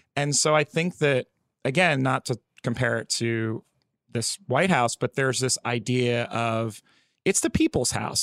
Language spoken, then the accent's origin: English; New Jersey, United States; moved away as an adult; also born or lived in California; Oh, Jersey. I just moved here, like, a couple months ago.